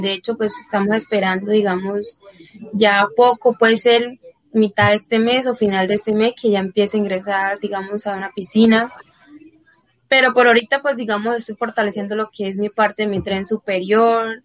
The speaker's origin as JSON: {"language": "Spanish", "town": "San Pablo", "region": "Bolívar", "country": "Colombia", "tie": "born or raised there", "moved": "yes", "lives_now": "Bucaramanga, Colombia", "said": "mi pueblo, San Pablo Bolívar, también todas esas personas que, que me conocen desde pequeña"}